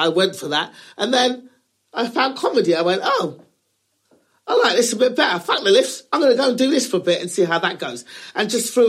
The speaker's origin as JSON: {"language": "English", "region": "England", "country": "United Kingdom", "tie": "born or raised there", "also_born_or_lived": "Los Angeles, United States", "moved": "as an adult", "lives_now": "United States", "said": "we're born and raised in England"}